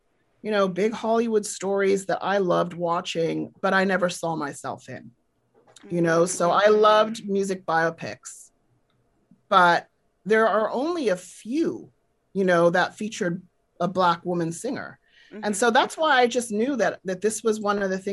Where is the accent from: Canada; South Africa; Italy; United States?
South Africa; I grew up in South Africa during apartheid, and I grew up in a political household